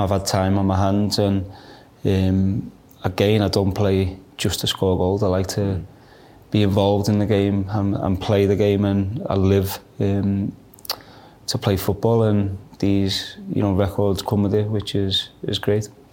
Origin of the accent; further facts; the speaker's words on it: Liverpool, North West England, United Kingdom; growing up in Liverpool, being an Everton fan